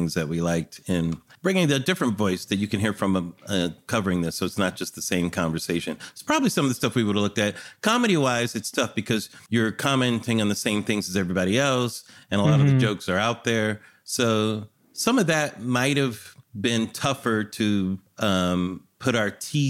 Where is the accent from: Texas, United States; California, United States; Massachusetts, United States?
California, United States; I'm from California